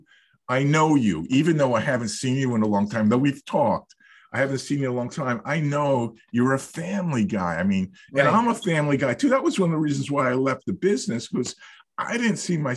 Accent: Wayne, New Jersey, United States; I grew up in Wayne

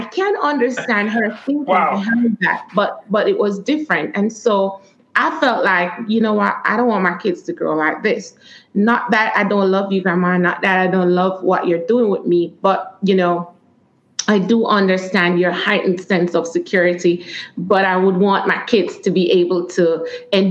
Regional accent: Warsaw, Trelawny, Jamaica; moved away; I grew up in Warsaw, Trelawney.

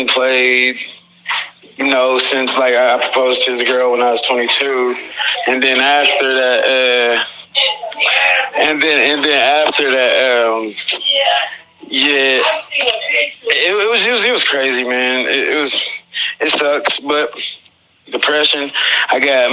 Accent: Springfield, Ohio, United States; It's just my hometown

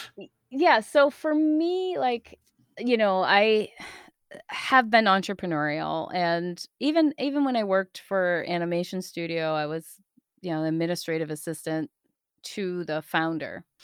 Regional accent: East Coast, United States; also born or lived in Chicago; now in Portland, United States; I'm from the East Coast.

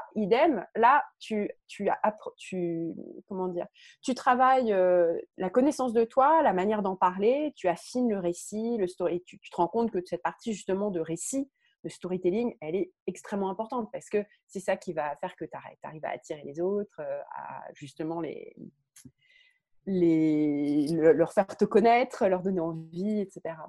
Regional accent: France; je suis française.

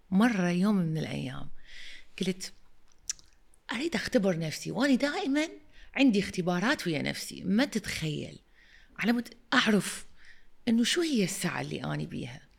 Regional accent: Iraq; also born or lived in London, United Kingdom; وانا المديره الجديده وانا اجيت من لندن اوكي واني عراقيه

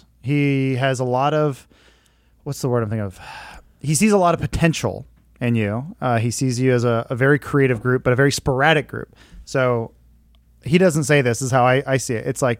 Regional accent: Santa Clarita, California, United States; also born or lived in Northridge / Granada Hills / Castaic; Santa Clarita, grew up most of my life, but I was born in Northridge.

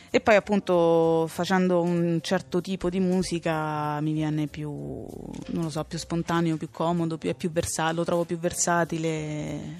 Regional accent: Rome, Lazio, Italy; Sono di Roma

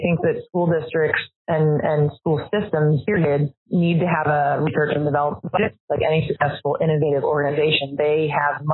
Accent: St. Louis, Missouri, United States; I'm from St. Louis, which is highly segregated

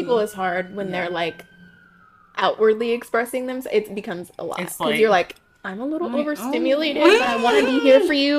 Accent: Ohio, United States; moved away as an adult; also born or lived in Florida / San Francisco; now in New York, United States; I'm originally from Florida, but spent most of my time growing up in Ohio. Moved to New York in 2018. Took a move out to San Francisco last year for about a year and a half, and now I'm back.

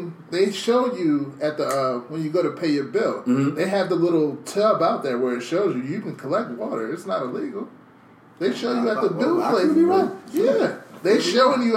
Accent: Liberia; moved away; I'm from Liberia, like my grandmother, they're still living in the bushes back there

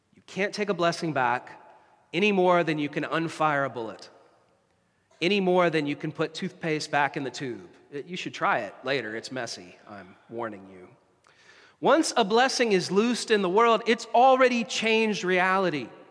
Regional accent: United States; now in Canada; An ancestor of mine signed the Declaration of Independence, which is pretty cool as an American

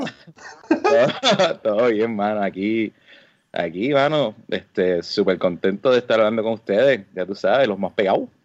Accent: San Juan, Puerto Rico; moved away as an adult; also born or lived in Carolina, Puerto Rico / Trujillo Alto, Puerto Rico; now in United States; yo me crié en, Río Piedra, este, entre Río Piedra y Carolina

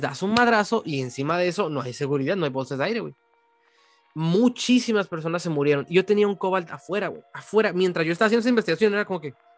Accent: Mexico; soy de México

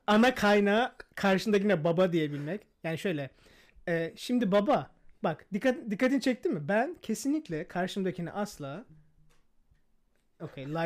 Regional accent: Pazar, Rize Province, Turkey; first language Turkish; Ben pazarlıyım.

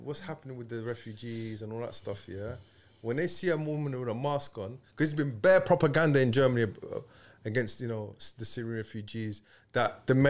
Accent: England, United Kingdom; Did you tell them that we're from England, bruv?

